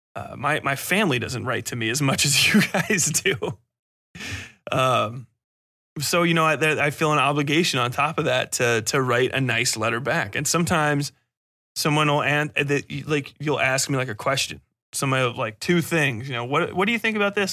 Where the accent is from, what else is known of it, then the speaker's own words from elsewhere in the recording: United States; I'm from America